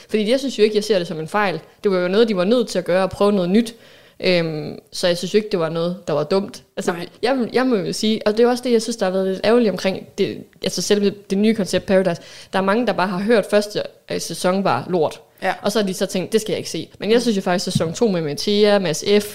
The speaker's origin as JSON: {"language": "Danish", "town": "Aalborg", "region": "North Denmark Region", "country": "Denmark", "tie": "born or raised there", "said": "født og opvokset her i Aalborg, hvor vi også sidder og optager"}